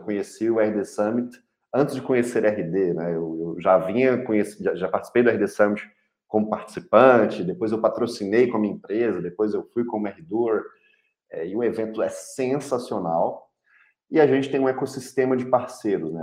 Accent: Belo Horizonte, Minas Gerais, Brazil; eu sou mineiro de Belo Horizonte

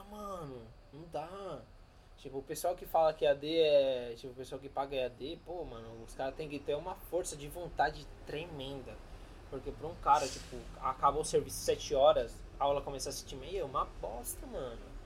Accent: Argentina; first language Spanish; Portuguese is a second language; now in São Paulo, Brazil; Eu sou argentino, porém minha mãe é boliviana.

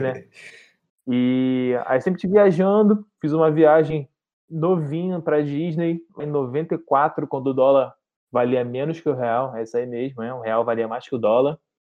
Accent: Rio de Janeiro, Brazil; sou aqui do Rio de Janeiro

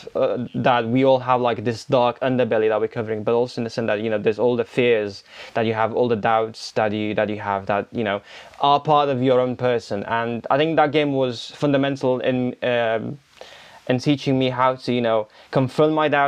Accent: Romania; now in United Kingdom; So I'm from the UK, born and raised in Romania, but I live in the UK

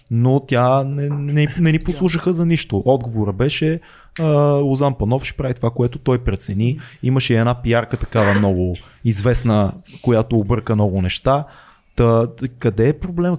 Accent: Sofia, Sofia City, Bulgaria; Аз съм от Надежда в, в хода, в блока, в който майка ми, майка ми живее, в момента аз не живея вече в Надежда от година

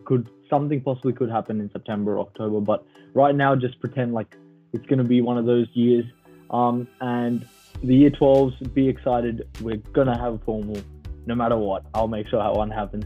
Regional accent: Canada; moved away; I wanted to go back to Canada, you know, as I am obviously a Canadian

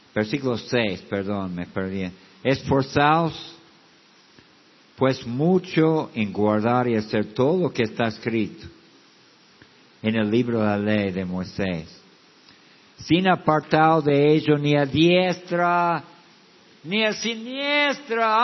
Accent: United States; moved away; yo vengo de los Estados Unidos

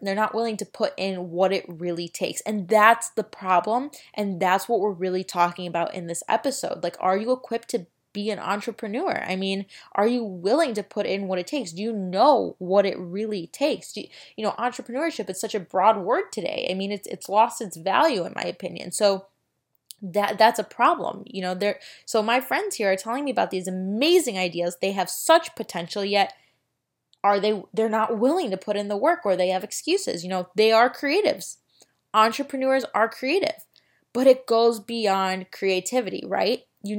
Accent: Florida, United States; I used to play store with my great grandma growing up in Florida and sell the groceries and everything.

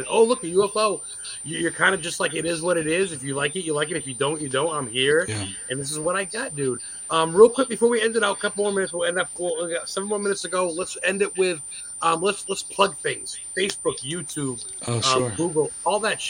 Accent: Lisbon, Maine, United States; also born or lived in New Auburn, Maine; when I was younger growing up in Lisbon, Maine

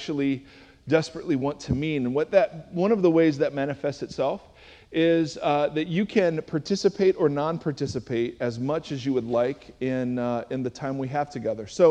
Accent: Cleveland, Ohio, United States; I'm from Cleveland, Ohio

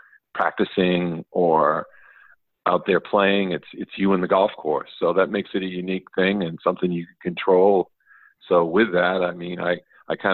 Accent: Portland, Maine, United States; now in Washington State, United States; I grew up in the the Falmouth, Portland area

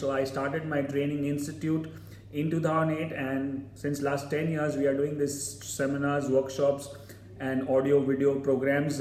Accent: Mumbai, Maharashtra, India; I am from Mumbai

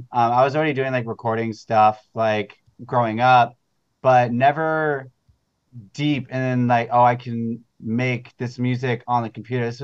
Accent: Manhattan Beach, California, United States; now in Los Angeles, United States; growing up in Manhattan Beach, like uh, after I came back from college, I wanted to change a pace and like wanted not Hollywood, but so I've been downtown for like 12 years now.

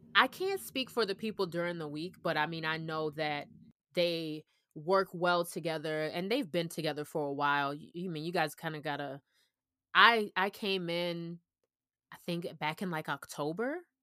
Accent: Orlando, Florida, United States; moved away; also born or lived in Georgia; I'm actually from Orlando

